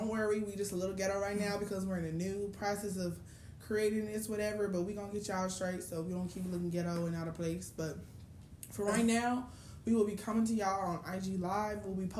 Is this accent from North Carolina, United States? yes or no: no; Chicago, Illinois, United States; I'm from Chicago.